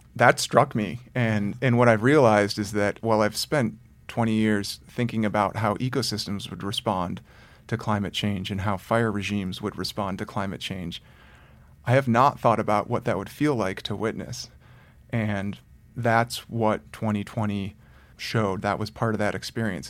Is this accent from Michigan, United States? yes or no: yes; Detroit, Michigan, United States; I grew up in the suburb outside of Detroit, Michigan